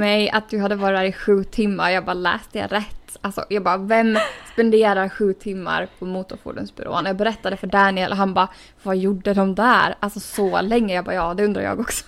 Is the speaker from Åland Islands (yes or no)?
yes; Åland Islands; moved away as an adult; now in United States; som man är van vid hemma på Åland